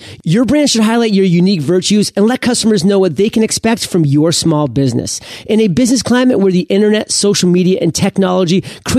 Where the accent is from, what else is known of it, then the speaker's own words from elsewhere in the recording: Maine, United States; I actually just went into business with two guys on Shark Tank from Maine as well, because I'm from Maine